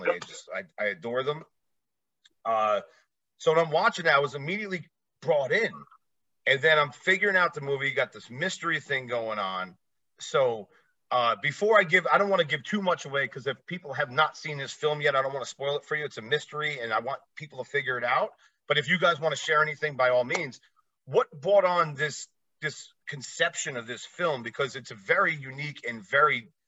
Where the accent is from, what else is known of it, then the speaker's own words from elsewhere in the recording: East Coast, United States; Like I said, originally I'm from the East Coast area.